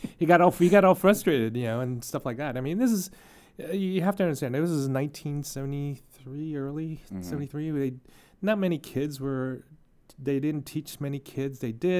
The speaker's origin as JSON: {"language": "English", "country": "United States", "tie": "born or raised there", "said": "I was born and raised here in America."}